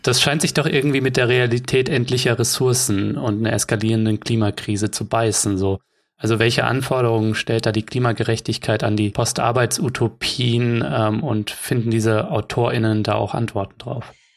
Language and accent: German; Germany; bei uns in Deutschland